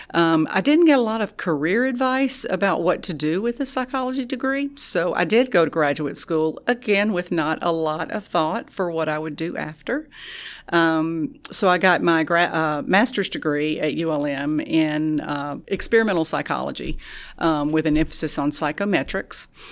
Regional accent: Tallulah, Louisiana, United States; moved away; I'm originally from Tallulah

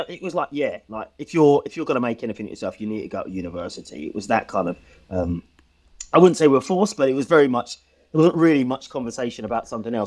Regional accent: Stevenage, East of England, United Kingdom; So I grew up in Stevenage in Hertfordshire, a brother and sister, a single parent kind of upbringing.

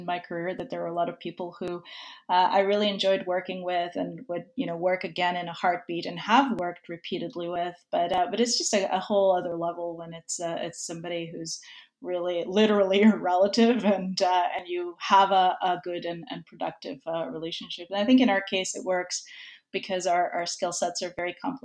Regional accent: Serbia; now in New York, United States; I'm originally from Serbia. But I've been a New Yorker for a really, really long time

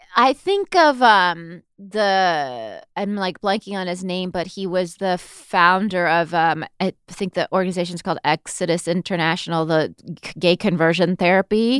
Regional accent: Southern California, United States; now in New York, United States; growing up in Southern California

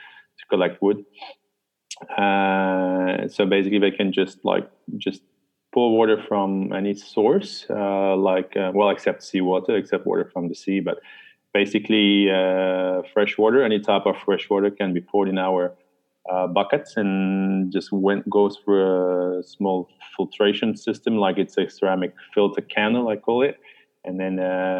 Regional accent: Netherlands; moved away as an adult; also born or lived in China; now in Bali, Indonesia; I'm originally from the Netherlands. I'm based in Bali, Indonesia.

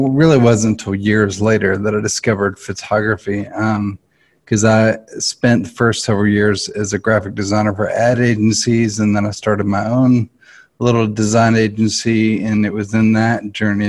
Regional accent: Nashville, Tennessee, United States; I grew up here in Nashville. I'm a Nashville native and grew up in the arts.

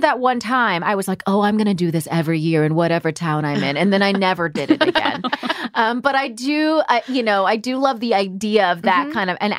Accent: California, United States; now in East Coast, United States; I'm from California. I've been on the East Coast forever.

